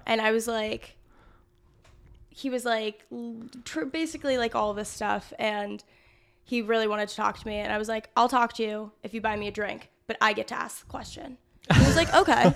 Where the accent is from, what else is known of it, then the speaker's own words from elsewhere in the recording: New York City, New York, United States; moved away as an adult; now in Los Angeles, United States; I'm from New York City